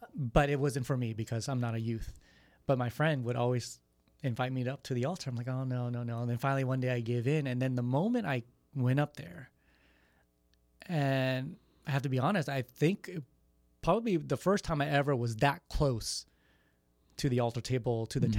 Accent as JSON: {"language": "English", "region": "Texas", "country": "United States", "tie": "born or raised there", "said": "I was born in Texas"}